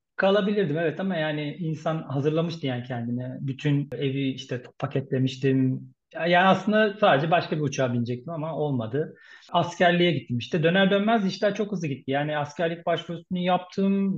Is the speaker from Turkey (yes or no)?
yes; Istanbul, Turkey; first language Turkish; moved away as an adult; now in Munich, Germany; Doğma büyüme İstanbul